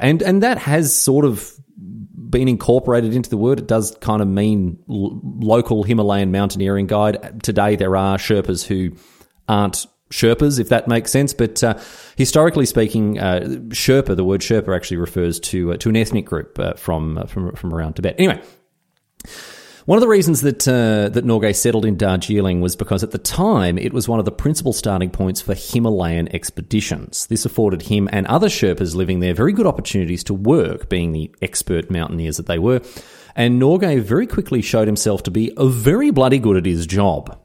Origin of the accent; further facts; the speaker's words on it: Australia; as an Australian